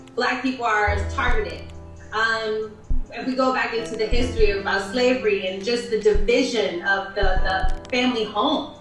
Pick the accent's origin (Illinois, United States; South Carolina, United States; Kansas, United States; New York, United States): New York, United States; moved away as an adult; also born or lived in Berlin, Germany; now in Los Angeles, United States; I'm from the East Coast.